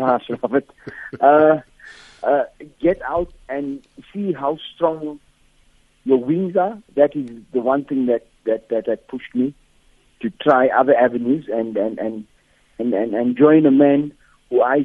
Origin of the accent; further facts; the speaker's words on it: South Africa; as a South African